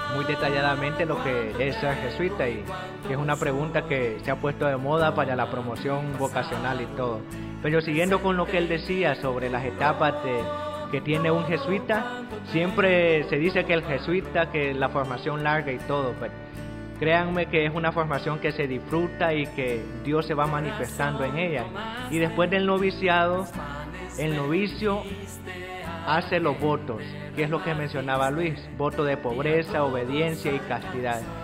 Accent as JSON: {"language": "Spanish", "country": "El Salvador", "said": "soy del Salvador"}